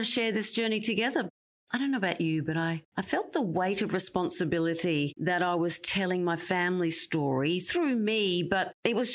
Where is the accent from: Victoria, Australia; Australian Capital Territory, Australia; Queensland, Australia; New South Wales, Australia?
Queensland, Australia; Brisbane; Brisbane? That's my hometown